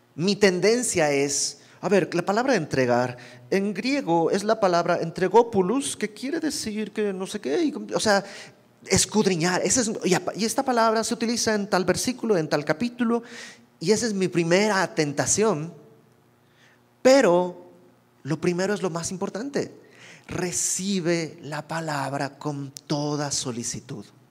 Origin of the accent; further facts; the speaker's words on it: Santa Cruz de la Sierra, Santa Cruz, Bolivia; moved away as an adult; also born or lived in Mexico City, Mexico; yo soy de Bolivia